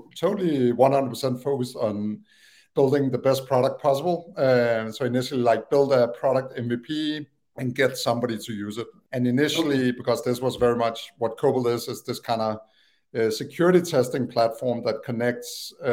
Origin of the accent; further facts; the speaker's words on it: Copenhagen, Capital Region of Denmark, Denmark; English is a second language; moved away as an adult; also born or lived in Aalborg / Tanzania; now in United States; I always lived in Copenhagen area